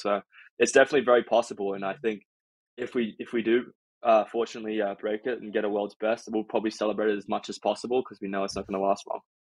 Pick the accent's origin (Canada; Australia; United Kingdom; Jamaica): Australia; now in United States; I'm considered an American by some Aussies